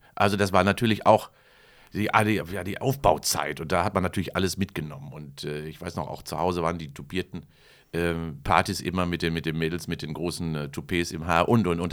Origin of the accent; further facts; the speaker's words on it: Kamen, North Rhine-Westphalia, Germany; bei mir in meinem Heimatort in Carmen Heeren, in Heerenwerbe, gab es ja eine Zeche